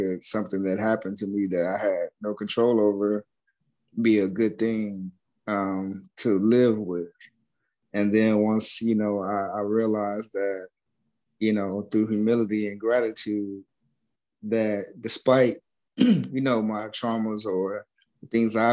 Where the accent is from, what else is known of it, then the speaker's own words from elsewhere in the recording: Tennessee, United States; also born or lived in Chicago, Illinois / Memphis, Tennessee; I was born in Chicago, Illinois, West Side. Grew up there till I was like 9, and then we moved to Tennessee, where my mom's from